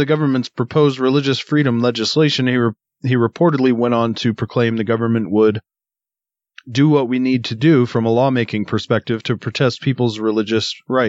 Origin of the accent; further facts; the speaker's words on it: United States; as an American